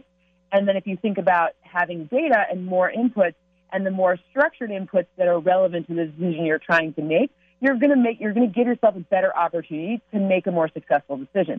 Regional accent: Michigan, United States; I grew up in Michigan

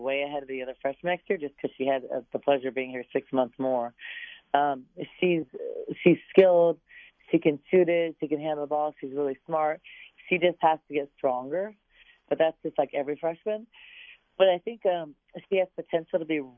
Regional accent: San Diego, California, United States; now in Arizona, United States; Getting kids from my hometown, from a good friend's program, you know, a great high school that I wish I would have gone to when I was in San Diego

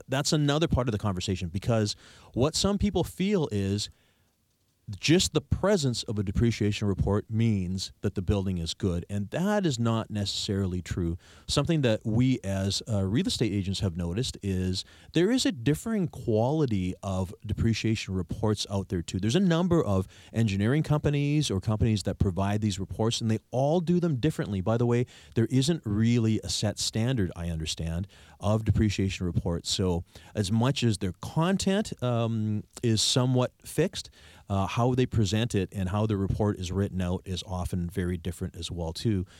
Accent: Victoria, British Columbia, Canada; I'm from here. I'm born and raised in Victoria

